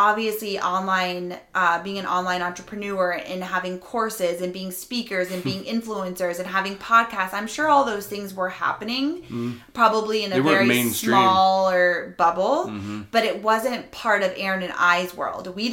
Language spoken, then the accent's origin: English; Rhode Island, United States; I'm from Rhode Island